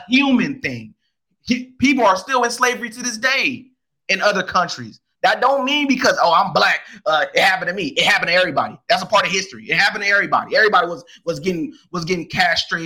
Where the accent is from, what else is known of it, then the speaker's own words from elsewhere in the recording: United States; I'm more of American than I am a African, because I don't know Africa. And Africa don't know me